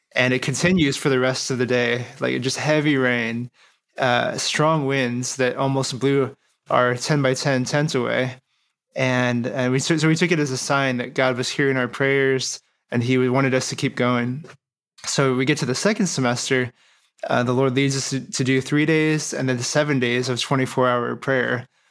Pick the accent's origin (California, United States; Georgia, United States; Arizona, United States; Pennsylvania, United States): Arizona, United States; Phoenix; I'm from Phoenix, Arizona.